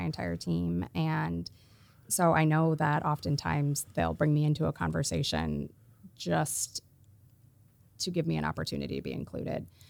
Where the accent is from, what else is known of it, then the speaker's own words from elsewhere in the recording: Iowa, United States; I'm from Iowa